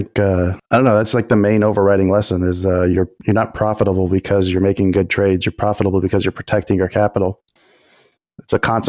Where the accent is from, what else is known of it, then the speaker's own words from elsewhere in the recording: Texas, United States; I'm at least from Texas.